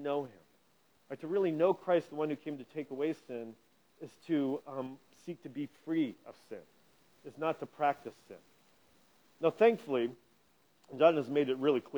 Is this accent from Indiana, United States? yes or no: yes; Indianapolis, Indiana, United States; growing up in Indianapolis